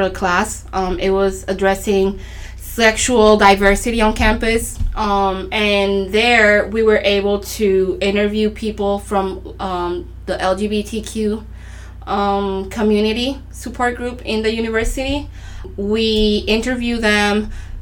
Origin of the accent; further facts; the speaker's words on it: Arroyo, Puerto Rico; I grew up here in Puerto Rico, Arroyo, Puerto Rico, which is located in the southeast of the island